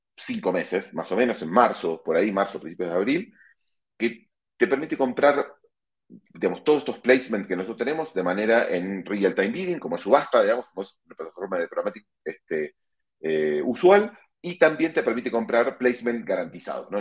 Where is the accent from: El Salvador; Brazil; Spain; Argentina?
Argentina; moved away as an adult; now in Mexico; soy argentino de nacimiento, vivo en México hace más de 12 años